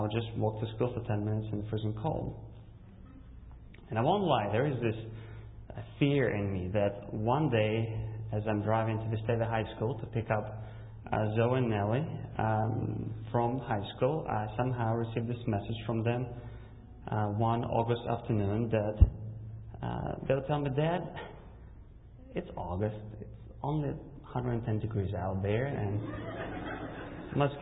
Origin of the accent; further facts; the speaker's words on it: Russia; English is a second language; moved away; also born or lived in Kazakhstan; I was born in Kazakhstan, and when I was 4, my family immigrated to Russia